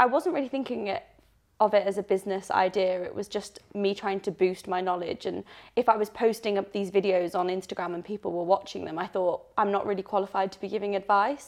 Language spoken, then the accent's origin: English; Leeds, Yorkshire and the Humber, United Kingdom; moved away; also born or lived in Birmingham; I'm originally from Leeds, so I'm a Northern gal